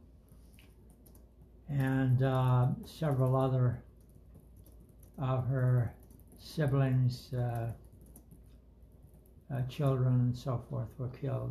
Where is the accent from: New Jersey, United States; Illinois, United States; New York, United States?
New York, United States; New York City; first language German; English is a second language; I grew up in New York City